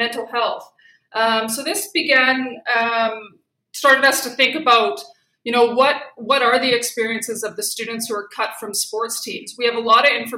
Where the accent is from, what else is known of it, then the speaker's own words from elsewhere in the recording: Saskatoon, Saskatchewan, Canada; moved away; also born or lived in Alberta; I'm from Saskatoon and did my undergraduate there as well as my master's